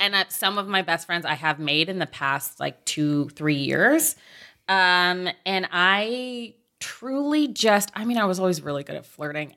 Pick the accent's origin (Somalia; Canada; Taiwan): Canada; Oakville, Ontario; moved away; I grew up in Oakville, Ontario